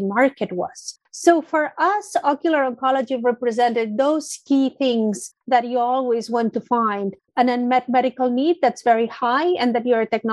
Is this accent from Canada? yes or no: no; Barcelona, Catalonia, Spain; moved away as an adult; also born or lived in London; I started my career with a very classic PhD in molecular biology in my hometown in Barcelona.